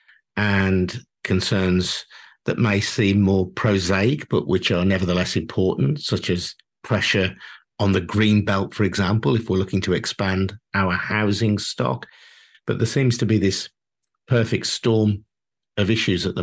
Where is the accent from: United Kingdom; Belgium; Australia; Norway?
United Kingdom; the country that I was born in and that I've known as my home throughout my life